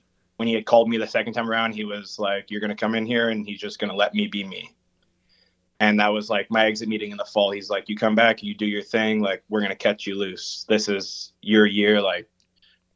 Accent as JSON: {"language": "English", "town": "Fort McMurray", "region": "Alberta", "country": "Canada", "tie": "born or raised there", "said": "growing up in Fort McMurray, a lot of people play hockey and baseball. And so I've grown up playing hockey, baseball."}